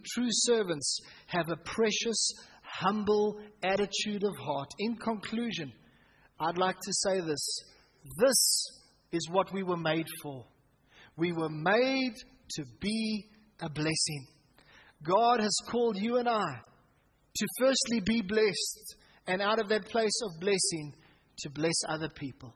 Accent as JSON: {"language": "English", "town": "Pretoria", "region": "Gauteng", "country": "South Africa", "tie": "born or raised there", "said": "Growing up in Hatfield Baptist Church, as it was then known, myself and Andrew and Peter, us as brothers"}